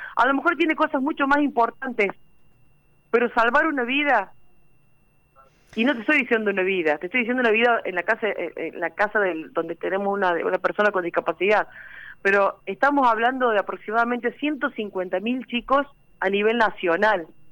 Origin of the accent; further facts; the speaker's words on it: Villa María, Córdoba, Argentina; Yo soy de Villa María